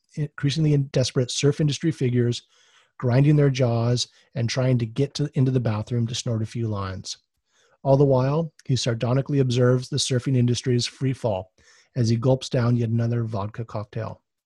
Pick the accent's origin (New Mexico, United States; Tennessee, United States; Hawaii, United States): Hawaii, United States; Oahu; I'm actually from Oahu and a second generation surfer